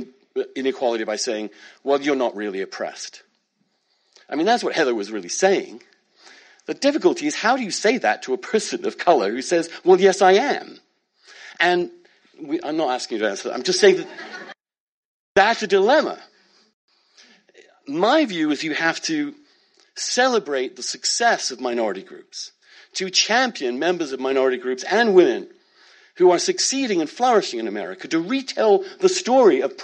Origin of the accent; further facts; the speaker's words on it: United Kingdom; now in United States; I'm British. I'm also American. I grew up in a small town